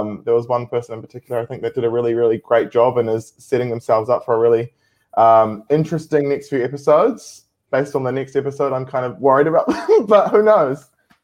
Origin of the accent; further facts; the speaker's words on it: New Zealand; It'd be nice to get an invite to the table as we're from New Zealand